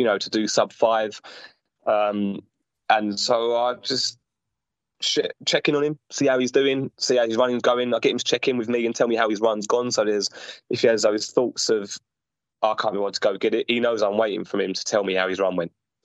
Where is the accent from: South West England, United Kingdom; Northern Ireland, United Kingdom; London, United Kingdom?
London, United Kingdom; from London